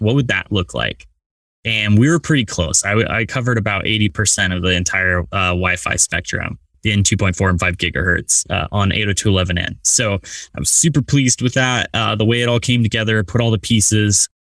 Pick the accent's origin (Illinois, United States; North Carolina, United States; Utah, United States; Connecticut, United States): Utah, United States; rural; I wish I grew up in New York, but uh, rural Utah instead